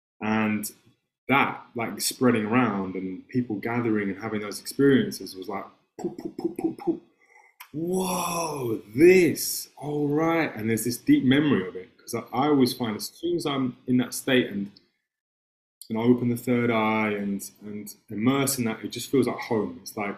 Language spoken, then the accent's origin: English; England, United Kingdom; accent: English; like we have English accents, we grew up in England at this time.